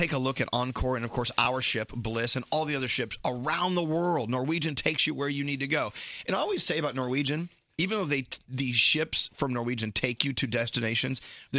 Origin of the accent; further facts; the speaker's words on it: New York, United States; As a New Yorker